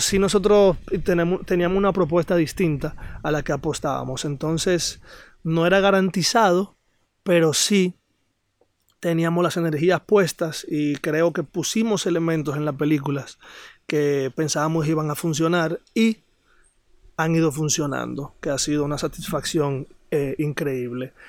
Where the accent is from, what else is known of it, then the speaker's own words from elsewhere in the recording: Santo Domingo, Distrito Nacional, Dominican Republic; moved away as an adult; now in Sosúa, Dominican Republic; soy nacido y criado en Santo Domingo.